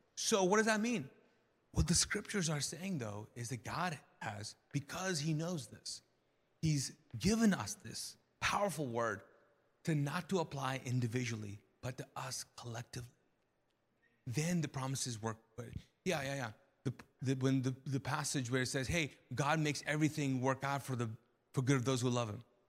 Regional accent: Kuwait; now in United States; I grew up Muslim in, in Kuwait and as a Pakistani

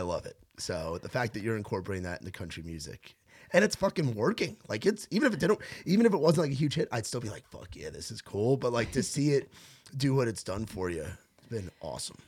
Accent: New York, United States; moved away; growing up in New York

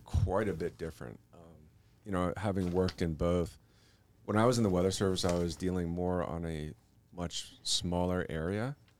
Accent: New York, United States; moved away as an adult; also born or lived in Albuquerque; growing up in New York

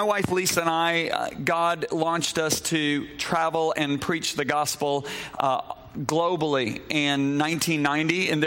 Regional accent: Whitehall, Michigan, United States; also born or lived in Indiana / Florida; now in Colorado, United States; I grew up just across the lake, Whitehall, Michigan

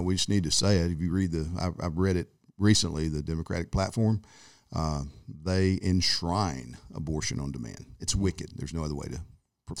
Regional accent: United States; growing up in America

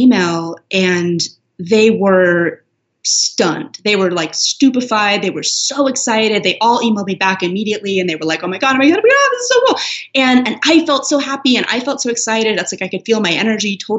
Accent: Los Angeles, California, United States; moved away; Los Angeles, which is my hometown

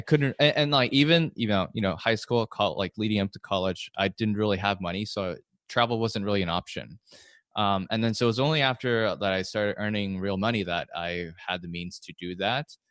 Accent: California, United States; I grew up in California

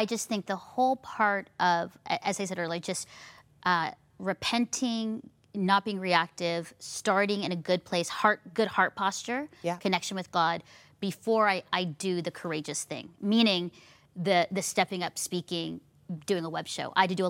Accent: Burlington, Ontario, Canada; I'm here in my hometown of Burlington, Ontario, hanging out downtown in our village square.

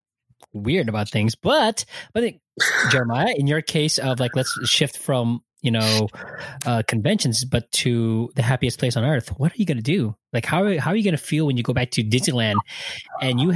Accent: Philippines; I'm a Filipino

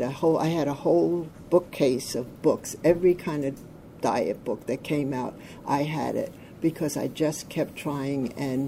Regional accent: New York, United States; I'm from Orange County, New York. I have been in OA now for 41 years.

